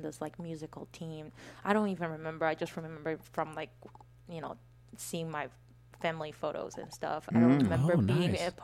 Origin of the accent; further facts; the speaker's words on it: South Korea; moved away as an adult; now in United States; growing up in Korea